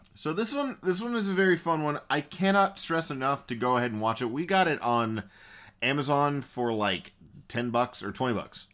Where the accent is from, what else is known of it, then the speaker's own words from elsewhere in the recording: the South, United States; we're from the South